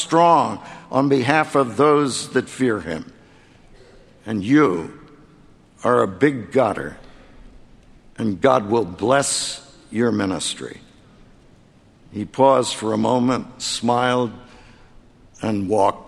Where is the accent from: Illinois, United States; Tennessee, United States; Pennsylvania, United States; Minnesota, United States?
Pennsylvania, United States; Philadelphia; the 10th Presbyterian Church in Philadelphia, my hometown